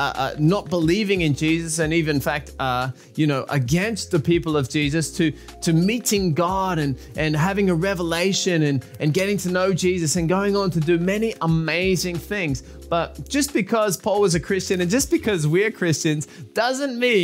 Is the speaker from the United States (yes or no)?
no; Australia; I'm from Australia.